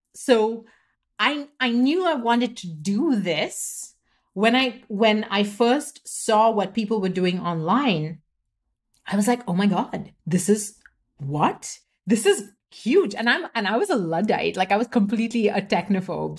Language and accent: English; Mumbai, Maharashtra, India; first language English; I grew up in India, so I was born in Mumbai, I grew up there